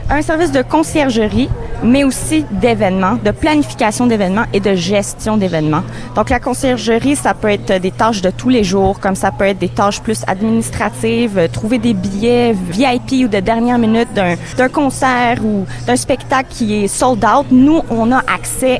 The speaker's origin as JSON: {"language": "French", "town": "Montreal", "region": "Quebec", "country": "Canada", "said": "moi, je viens de Montréal. C'est vraiment une ville cosmopolite. Euh, moi aussi, j'ai mes origines euh, de nord-africaine, de l'Europe. Je suis née ici au Canada"}